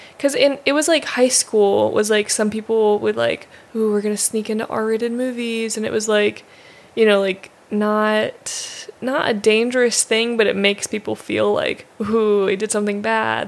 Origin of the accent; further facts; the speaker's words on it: United States; moved away as an adult; now in Japan; a kid growing up in America with our style of movies and Disney